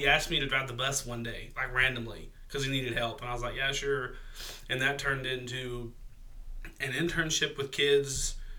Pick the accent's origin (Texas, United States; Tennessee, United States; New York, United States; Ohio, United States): Tennessee, United States; Crossville; moved away as an adult; now in Cookeville, United States; I'm not from Cookeville. I was born in Crossville, lived there my whole life, and moved here to go to college